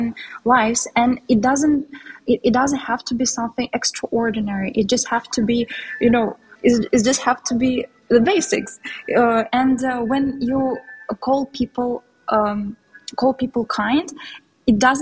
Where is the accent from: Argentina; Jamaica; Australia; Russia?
Russia; first language Tatar and Russian; English is a second language; now in Istanbul, Turkey; I was born in Russia, and in Russia we have a lot of ethnic minorities